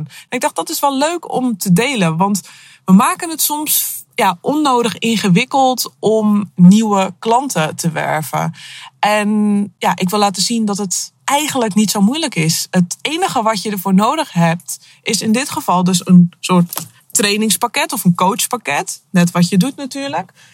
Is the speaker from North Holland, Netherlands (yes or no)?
yes; Akersloot, North Holland, Netherlands; moved away; Op dit moment eh, zit ik in mijn auto op de parkeerplaats bij Van de Valk in Akersloot. Eh, wel leuk, want het is het eh, dorp waar ik opgegroeid ben.